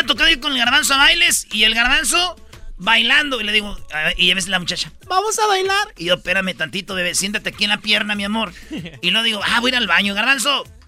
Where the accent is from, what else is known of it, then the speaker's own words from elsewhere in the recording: Jiquilpan, Michoacán, Mexico; Yo soy de 1981, nací en el Hospital Lázaro Cárdenas el 11 de diciembre en Jiquilpan, Michoacán